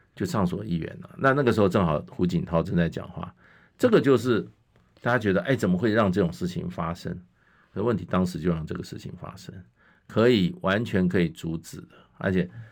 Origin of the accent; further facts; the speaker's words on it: Taiwan; 我们台湾